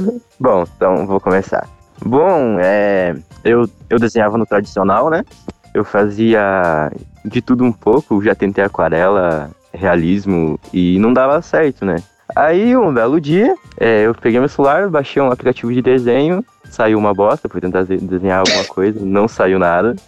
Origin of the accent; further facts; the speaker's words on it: Rio Azul, Paraná, Brazil; eu sou do interior do Paraná. Sou de Rio Azul, Rio Azul, Paraná